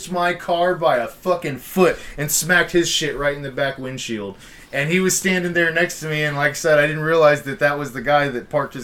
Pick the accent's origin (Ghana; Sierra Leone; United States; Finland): United States; Houston, Texas; growing up in Houston